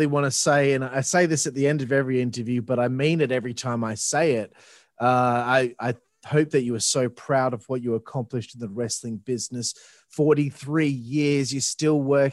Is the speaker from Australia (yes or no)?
yes; Australia; I'm Australian